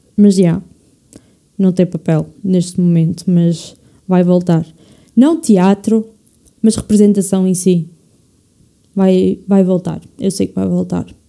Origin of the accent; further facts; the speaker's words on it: Portugal; quero ficar cá em Portugal, apesar do país que é, mas já, tipo, já pensei em migrar, mas acho que no fundo acho que ia sentir muito, muita falta de Portugal. Portugal é a minha casa